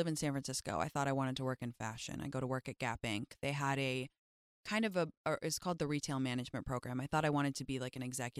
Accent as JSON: {"language": "English", "region": "London", "country": "United Kingdom", "tie": "born or raised there", "moved": "as an adult", "lives_now": "United States", "said": "I was raised in England, yeah. I moved when I was like 6 months old to London, and I lived there until I was 19 when I moved to America to go to Stanford."}